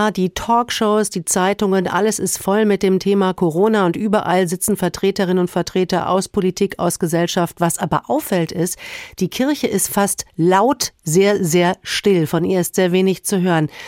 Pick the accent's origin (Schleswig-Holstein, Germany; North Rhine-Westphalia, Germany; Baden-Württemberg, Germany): North Rhine-Westphalia, Germany; Cologne; Allein in meiner Heimatstadt Köln ist das natürlich ein Riesenthema gewesen.